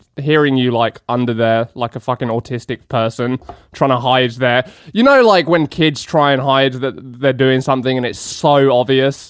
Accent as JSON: {"language": "English", "region": "England", "country": "United Kingdom", "moved": "yes", "said": "I'm far too polite as an Englishman"}